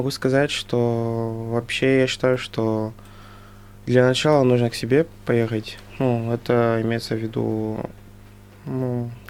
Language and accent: Russian; Angola; now in Russia; мы, которые из Анголы